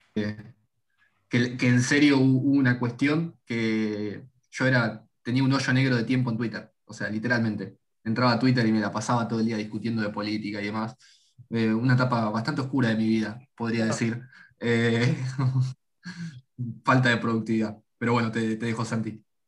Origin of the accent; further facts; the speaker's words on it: Argentina; Nacimos acá, eh, o en Latinoamérica en general